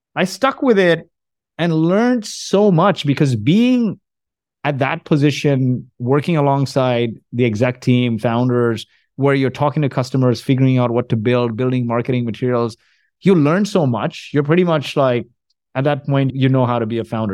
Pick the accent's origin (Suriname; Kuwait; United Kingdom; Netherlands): Kuwait; moved away; also born or lived in Canada / New Jersey; I was born in Kuwait. My parents are from India.